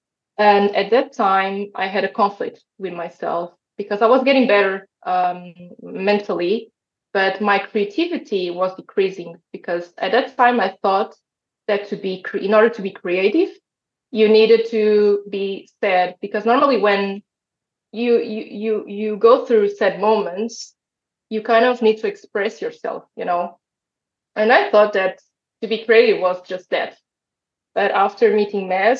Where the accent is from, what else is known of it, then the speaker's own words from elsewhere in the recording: Portugal; I'm Portuguese. I was born and raised in Portugal